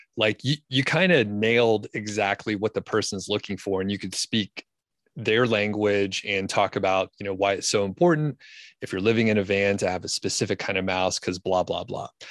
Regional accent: Georgia, United States; moved away as an adult; also born or lived in Bozeman, Montana / Boulder County, Colorado; now in Colorado, United States; I'm from Georgia originally, and lived there, you know, my whole life up until, like, twenty fifteen or so

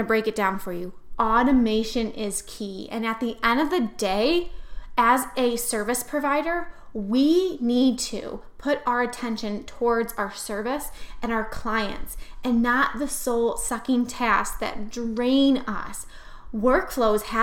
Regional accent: New York, United States; I am so not Southern. I am from New York

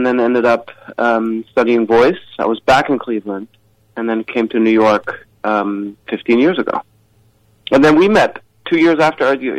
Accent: Johannesburg, Gauteng, South Africa; also born or lived in Nairobi, Kenya / Germany; I grew up in Kenya first, in Nairobi, Kenya, and then in Johannesburg, South Africa.

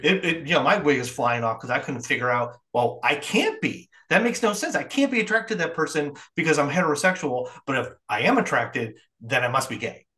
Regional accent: Midwest, United States; also born or lived in New York City; now in South Carolina, United States; where I grew up in the Midwest

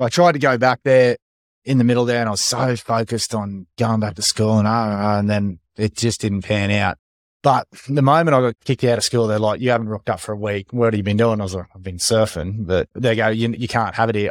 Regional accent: Sunshine Coast, Queensland, Australia; Growing up on the Sunshine Coast

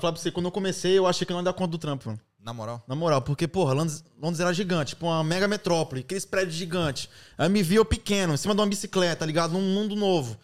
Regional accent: Brazil; now in London, United Kingdom; sou do Brasil

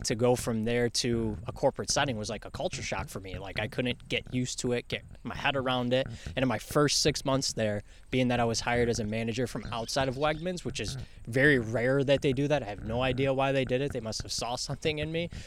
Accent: New York City, New York, United States; now in Rochester, United States; I'm from Bronx. It's the Bronx, you know.

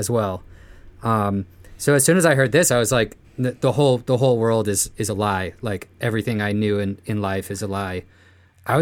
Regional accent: Marin County, outside San Francisco, California, United States; I grew up in Marin County outside of San Francisco

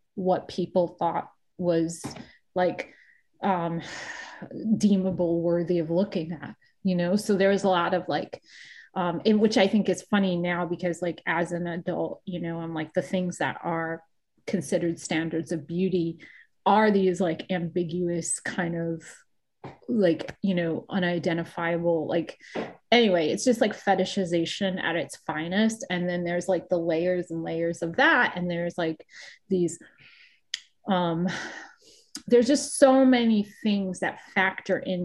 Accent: Rhode Island, United States; also born or lived in New York; now in Los Angeles, United States; growing up where I grew up in Rhode Island

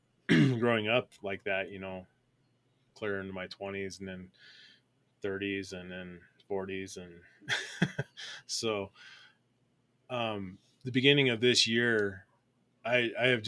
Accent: Colorado, United States; growing up in Colorado, I'm a Colorado native. I've been here my whole life, and grew up

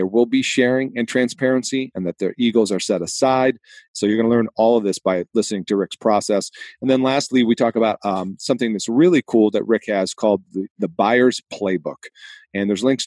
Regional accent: Boston, Massachusetts, United States; accent: Boston; moved away; my hometown of Boston, Massachusetts.

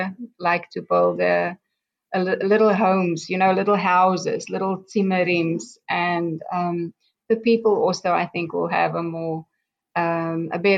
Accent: South Africa; moved away as an adult; now in Israel; I grew up in South Africa and I'm 58 years old

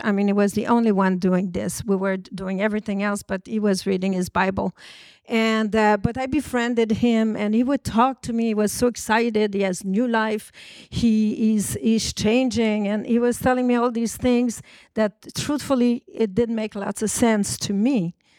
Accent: Montreal, Quebec, Canada; I was born in Montreal, about three hundred and seventy miles from New York, from a French Canadian family.

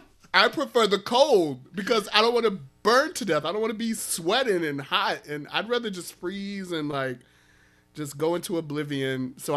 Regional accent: Chicago, Illinois, United States; I'm from Chicago.

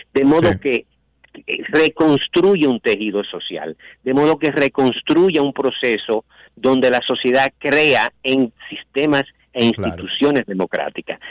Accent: Santiago de los Caballeros, Santiago, Dominican Republic; como dominicano y como santiaguero

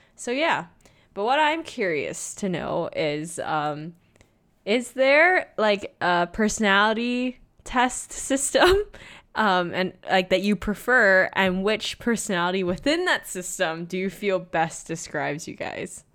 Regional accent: Hong Kong; moved away as an adult; also born or lived in Kingston, Ontario / Guelph, Ontario; I was born and raised in Hong Kong. I grew up here, and then I moved to Canada at 18 years old

